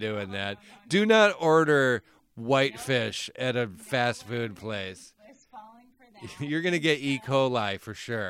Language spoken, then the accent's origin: English; Arizona, United States; we grew up in Arizona